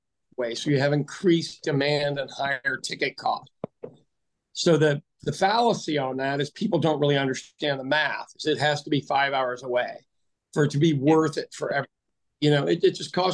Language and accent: English; Kansas City, Missouri, United States; now in Oklahoma City, United States; my hometown, Kansas City